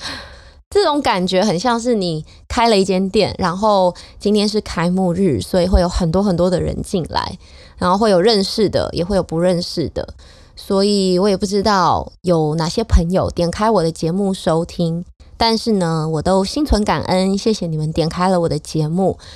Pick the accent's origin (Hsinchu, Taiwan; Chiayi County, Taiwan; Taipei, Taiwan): Hsinchu, Taiwan; 我的家乡就在新竹